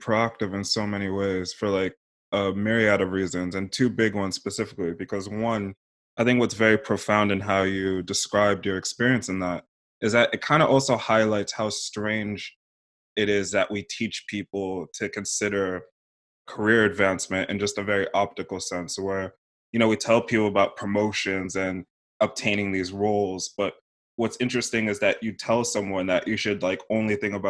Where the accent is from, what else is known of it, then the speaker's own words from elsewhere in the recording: London, United Kingdom; I grew up a bit in London, and throughout my adult life, I've gone to the UK loads.